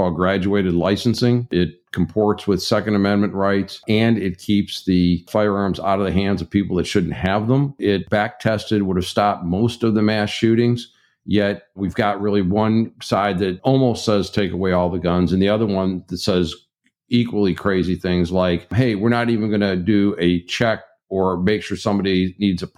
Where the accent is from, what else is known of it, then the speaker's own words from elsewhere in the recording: Michigan, United States; my home state of Michigan